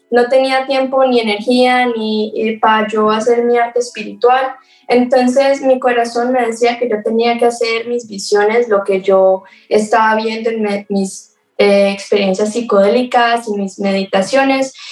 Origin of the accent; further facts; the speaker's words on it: Colombia; also born or lived in Florida, United States; now in Asheville, United States; tiempo en Florida, entre Colombia y Florida, había